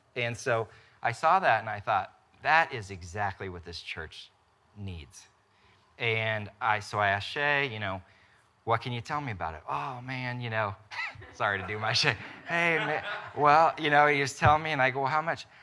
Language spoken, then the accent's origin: English; Topeka, Kansas, United States; also born or lived in Wichita; I grew up in Topeka, went to K-State, from there went to Wichita.